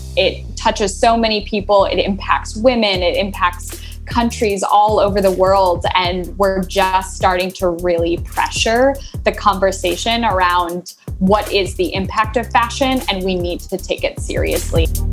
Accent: Midwest, United States; now in Minneapolis, United States; I'm from the Midwest. I'm in Minneapolis

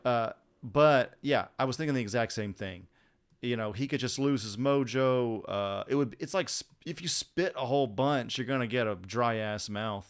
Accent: United States

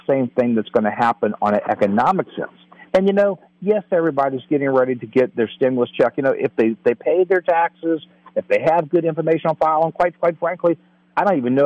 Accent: New Orleans, Louisiana, United States; I'm actually from New Orleans

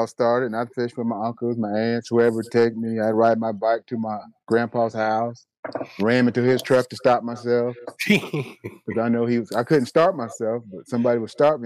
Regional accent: Kansas, United States; I'm from Kansas.

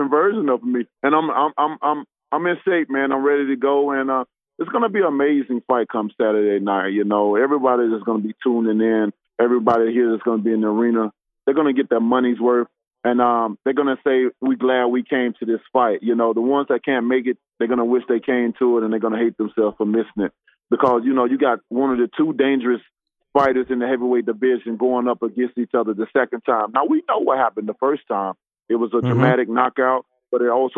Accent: United States; as an American

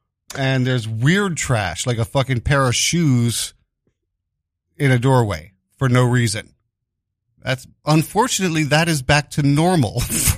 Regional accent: New York City, New York, United States; I grew up in Greenwich Village, very liberal, and you know, Stonewall was literally just, was walking distance from my home, the Stonewall Bar. But at the same time, my neighborhood, my block, being Italians.

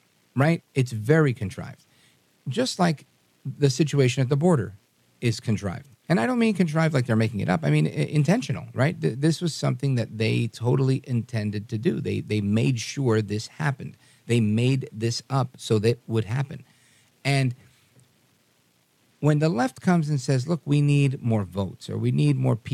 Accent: New York City, New York, United States; I grew up in New York City with every race

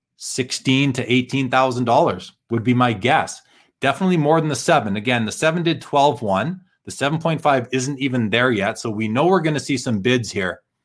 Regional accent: Calgary, Alberta, Canada; my hometown Flames

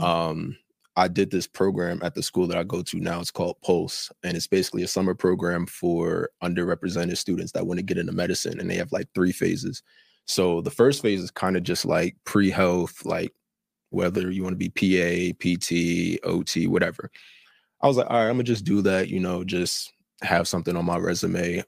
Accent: New Jersey, United States; I'm from Jersey, not even from out here

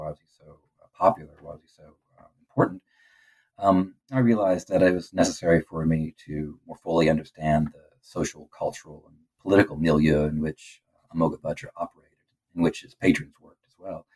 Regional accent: Middle America, Midwest, United States; growing up in Middle America

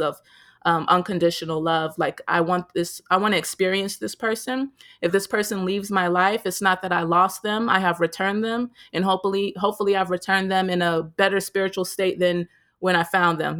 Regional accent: United States; growing up as an American

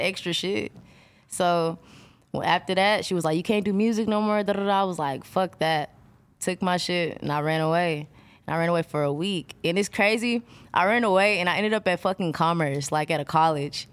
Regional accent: Texas, United States; I'm from Texas

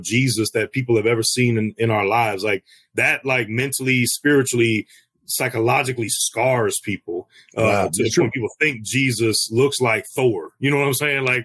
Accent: St. Louis, Missouri, United States; Born and raised in the Wild Wild West, over here in the STL 314.

